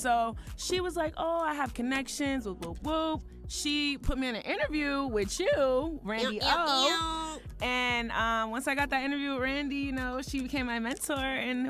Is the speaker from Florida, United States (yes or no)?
no; Boston, Massachusetts, United States; moved away as an adult; also born or lived in Alabama; now in Atlanta, United States; So basically, I'm from Boston, Massachusetts, Boston and Cambridge. I grew up. Once I graduated high school, I moved to Alabama.